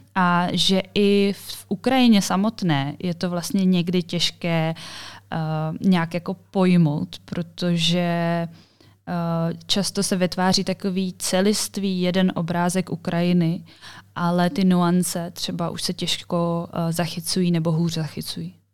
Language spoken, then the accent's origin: Czech; Czechia; jsem z Česka